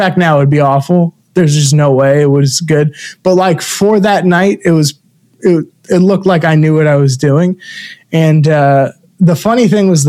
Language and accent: English; Florida, United States; moved away as an adult; also born or lived in Brooklyn, New York; now in New York, United States; I grew up in, I was born in Brooklyn, moved to Florida, raised there